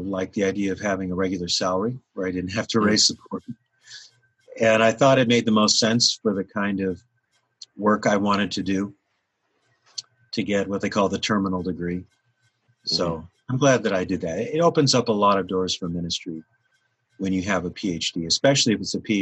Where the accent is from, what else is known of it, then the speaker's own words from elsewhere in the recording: Anchorage, Alaska, United States; moved away; I was born and raised in Alaska, was born in Anchorage, Alaska